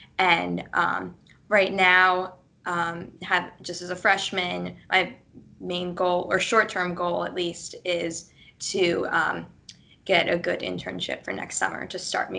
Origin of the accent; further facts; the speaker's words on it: Baltimore, Maryland, United States; So I'm from Baltimore, Maryland, and I've lived there in my entire life.